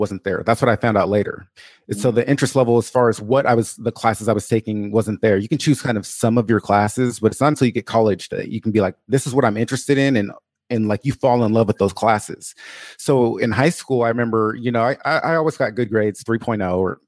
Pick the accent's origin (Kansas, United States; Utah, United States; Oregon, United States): Oregon, United States; Portland; I was born and raised in Portland, Oregon